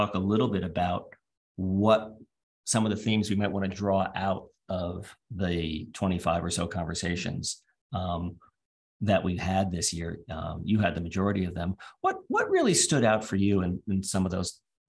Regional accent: East Coast of the US, United States; moved away as an adult; also born or lived in United Kingdom; now in Australia; where I was growing up on the East Coast of the US in the 1980s

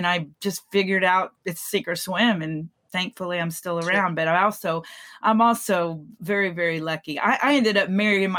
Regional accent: Texas, United States; moved away as an adult; also born or lived in California; I came back to Texas from California, and I realized that this was home for me

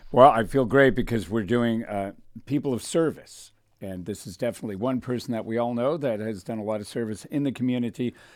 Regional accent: Thousand Oaks, California, United States; I got to, uh, Thousand Oaks when I was three

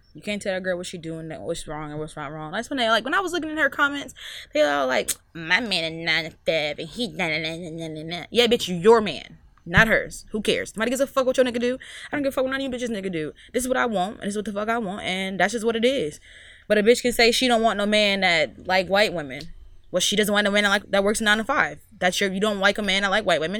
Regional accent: Mississippi, United States; also born or lived in Miami; now in Virginia, United States; I'm from Mississippi.

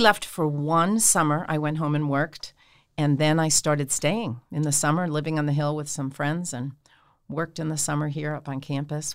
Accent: Hauppauge, New York, United States; moved away as an adult; now in Steubenville, United States; I am from Hapag, Long Island, a little town in Suffolk County, and I grew up and went to school there my whole life

